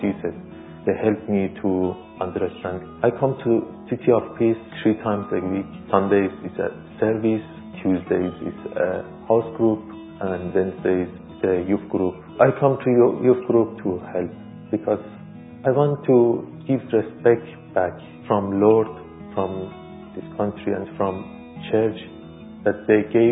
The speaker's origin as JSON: {"language": "English", "country": "Iran", "tie": "born or raised there", "second_language": "English", "moved": "as an adult", "lives_now": "London, United Kingdom", "said": "I was born in Iran."}